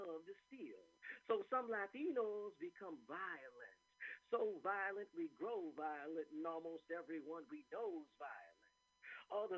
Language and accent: English; New York, United States; moved away; also born or lived in Puerto Rico; growing up in New York and Puerto Rico